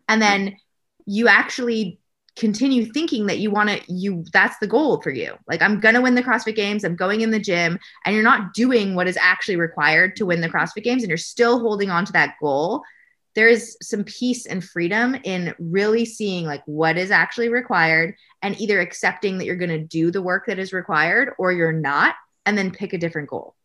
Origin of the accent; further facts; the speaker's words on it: Canada; I'm Canadian